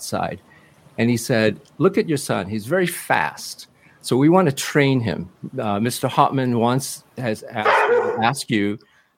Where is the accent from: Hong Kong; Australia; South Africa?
Hong Kong; now in New York, United States; I was born in Hong Kong